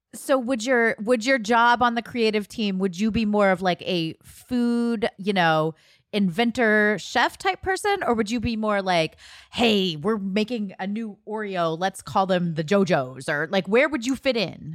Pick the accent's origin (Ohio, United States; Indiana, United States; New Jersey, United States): Ohio, United States; moved away; I grew up in Ohio. We didn't have a Trader Joe's